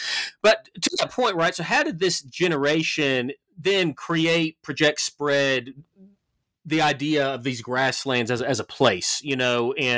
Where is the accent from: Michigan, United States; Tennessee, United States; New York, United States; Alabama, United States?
Tennessee, United States; Memphis; growing up in Memphis, and this may be true for anybody who, you know, grows up in a you know, like place for a very long period of time.